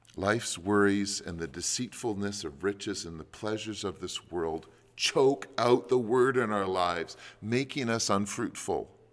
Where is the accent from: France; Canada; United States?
Canada; as Canadian Christians